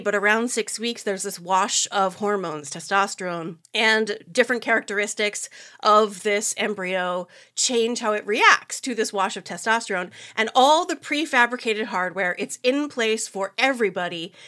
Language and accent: English; United States; I'm American, I live here